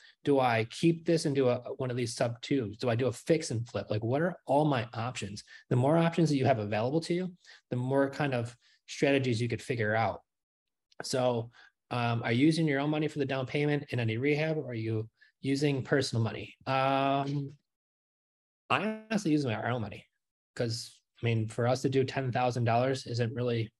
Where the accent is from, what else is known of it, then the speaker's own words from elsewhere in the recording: New York, United States; moved away as an adult; now in Florida, United States; We're from New York. We just moved here not even 2 weeks ago